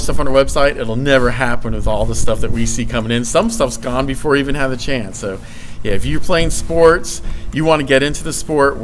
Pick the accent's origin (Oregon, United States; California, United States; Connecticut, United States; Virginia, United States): Virginia, United States; Blacksburg; growing up in Blacksburg, big Virginia Tech fan.